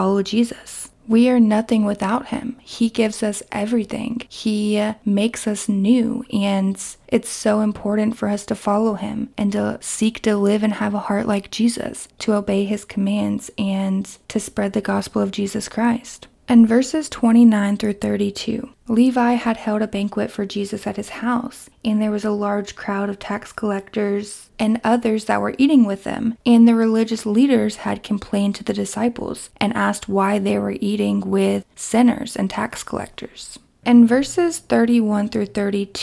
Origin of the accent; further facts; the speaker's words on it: Kentucky, United States; my hometown in Kentucky